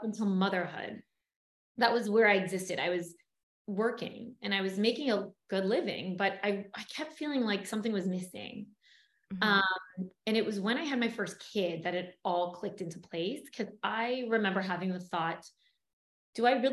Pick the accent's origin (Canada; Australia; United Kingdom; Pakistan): Canada; Toronto, Ontario; moved away as an adult; now in Los Angeles, United States; I grew up in Toronto, Canada